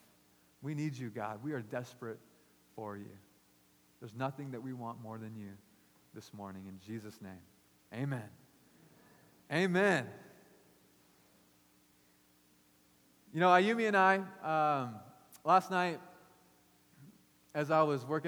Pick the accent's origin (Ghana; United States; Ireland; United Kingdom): United States; I grew up as an all-American boy